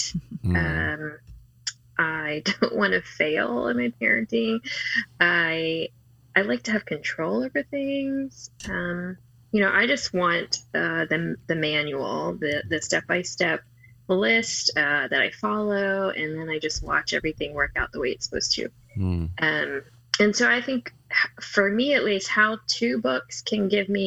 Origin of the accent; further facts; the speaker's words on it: D.C., Maryland, United States; now in Atlanta, United States; I grew up in Maryland, outside of Washington, D.C.